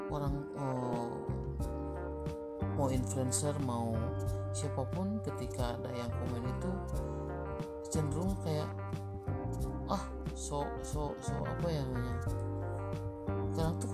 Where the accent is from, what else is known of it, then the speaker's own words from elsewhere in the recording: West Java, Indonesia; kenalin aku orang Sunda ya